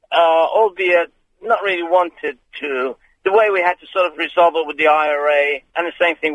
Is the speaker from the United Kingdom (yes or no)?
no; Iran; moved away; I'm personally, I come from the Middle East. I was, I'm a Muslim and I'm a, of an Iranian.